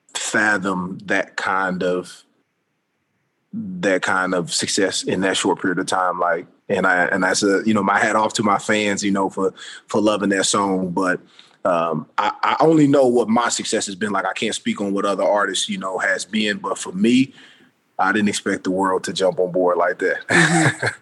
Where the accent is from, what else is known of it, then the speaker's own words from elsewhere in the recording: Indianapolis, Indiana, United States; moved away as an adult; also born or lived in Orlando; now in Los Angeles, United States; growing up in Indianapolis